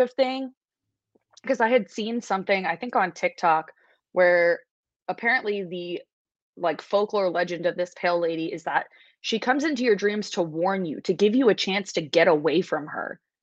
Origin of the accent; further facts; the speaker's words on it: New York City, New York, United States; I grew up in New York City, so like we didn't have a lot of nature around